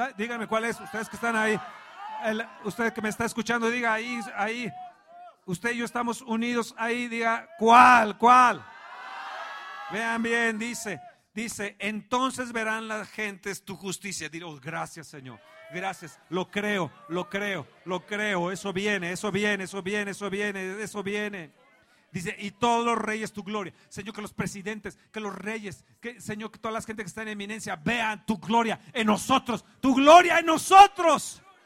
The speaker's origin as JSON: {"language": "Spanish", "country": "Mexico", "said": "soy mexicano"}